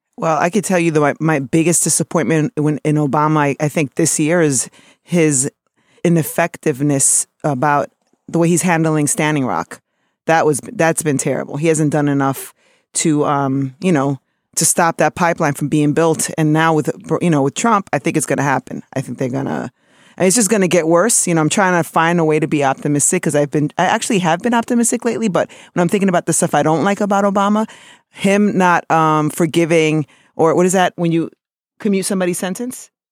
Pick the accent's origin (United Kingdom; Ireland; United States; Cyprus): United States; New York City, New York; being born in New York City and of being an American